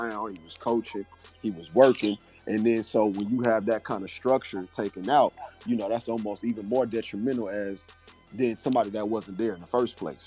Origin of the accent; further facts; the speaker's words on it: Atlanta, Georgia, United States; moved away as an adult; also born or lived in Decatur, Georgia / Stone Mountain, Georgia; now in Columbia, United States; I'm originally from Atlanta, Georgia, a little bit outside of Atlanta, so Decatur, Stone Mountain, Georgia area